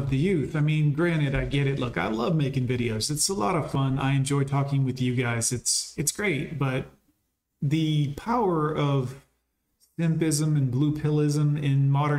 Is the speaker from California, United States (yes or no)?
no; Alabama, United States; I'm from Alabama